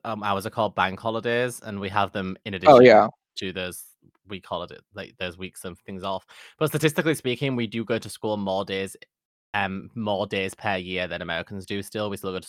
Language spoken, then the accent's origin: English; United Kingdom; as British people.